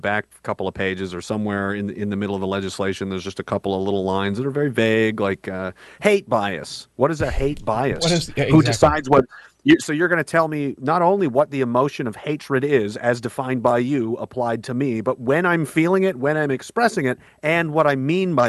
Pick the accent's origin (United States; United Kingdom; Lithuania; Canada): Canada; I'm Canadian content